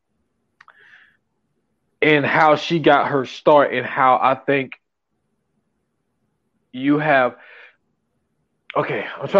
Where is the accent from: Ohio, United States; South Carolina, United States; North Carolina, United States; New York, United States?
South Carolina, United States; St. Matthews, South Carolina, my home state